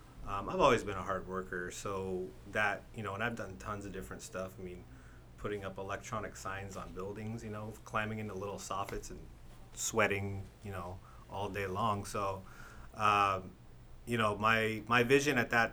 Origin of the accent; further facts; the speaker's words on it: Escondido, California, United States; I'm from Esco.